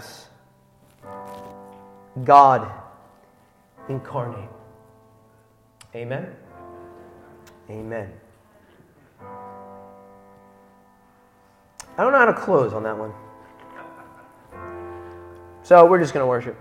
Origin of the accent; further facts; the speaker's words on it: United States; I'm an American history teacher. An American citizen